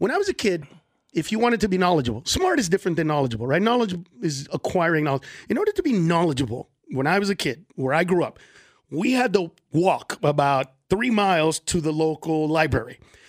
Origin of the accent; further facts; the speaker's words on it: California, United States; I'm from California.